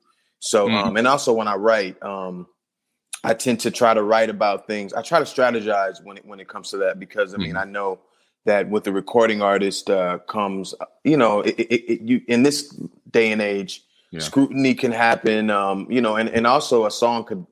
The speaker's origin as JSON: {"language": "English", "town": "Compton", "region": "California", "country": "United States", "tie": "born or raised there", "said": "I'm born and raised in Compton"}